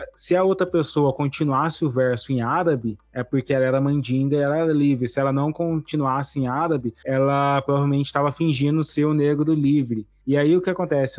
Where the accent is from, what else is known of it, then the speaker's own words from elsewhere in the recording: interior of São Paulo, Brazil; sou aqui do interior de São Paulo